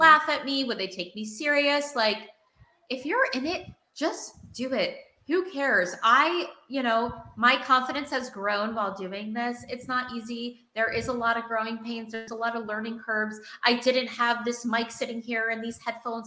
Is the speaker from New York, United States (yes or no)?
yes; New York City, New York, United States; I'm a New Yorker